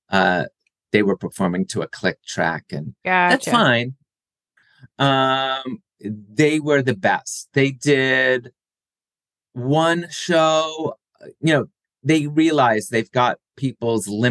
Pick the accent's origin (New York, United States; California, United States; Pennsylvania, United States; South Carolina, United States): Pennsylvania, United States; Philadelphia; my hometown, Philadelphia